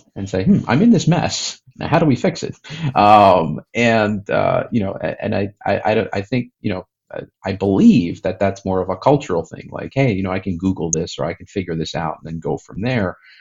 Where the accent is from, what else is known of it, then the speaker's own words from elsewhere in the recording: United States; growing up in the United States in the uh, you know 70s and 80s